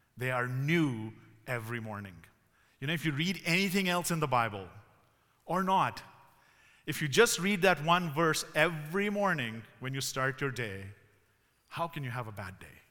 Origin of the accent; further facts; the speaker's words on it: Pakistan; moved away as an adult; also born or lived in Ontario, Canada; now in Canada; I grew up in Pakistan